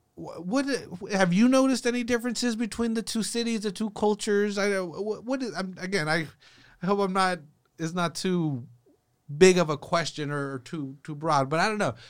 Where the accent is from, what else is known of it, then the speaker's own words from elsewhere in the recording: Salinas, California, United States; I'm from Salinas, born and raised here.